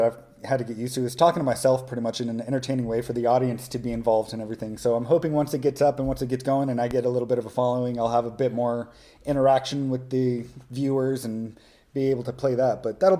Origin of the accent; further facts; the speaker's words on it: California, United States; moved away as an adult; also born or lived in Hawaii; I'm actually from California, lived there for 18 years, joined the military at a very young age, and lived in Hawaii for 3 years after